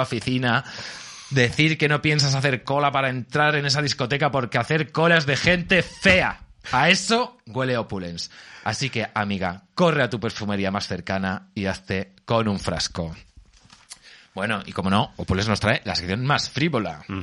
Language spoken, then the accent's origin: Spanish; Albacete, Castilla-La Mancha, Spain; yo soy de Albacete